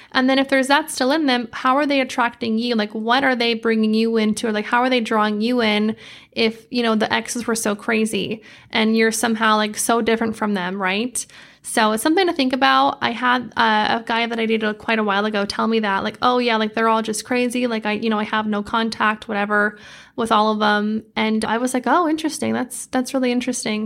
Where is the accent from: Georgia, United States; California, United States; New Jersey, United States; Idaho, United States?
Idaho, United States; moved away as an adult; now in Arizona, United States; I grew up in Idaho, a lot of nature